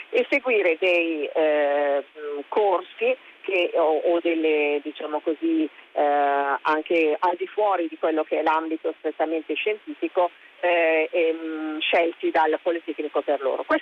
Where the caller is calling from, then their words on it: Alessandria, Piedmont, Italy; Pronto, buongiorno … siamo da Alessandra.